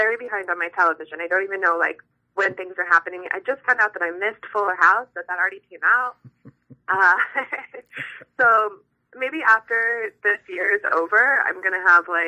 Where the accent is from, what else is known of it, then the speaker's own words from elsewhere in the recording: Oklahoma, United States; to be the first Miss USA from Oklahoma